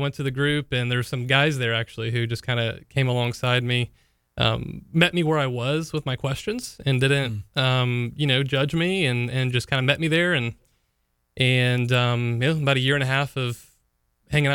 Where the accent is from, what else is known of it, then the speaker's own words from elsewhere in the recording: St. Augustine, Florida, United States; also born or lived in Jacksonville, Florida; I grew up in St. Augustine, Florida, where I was born and raised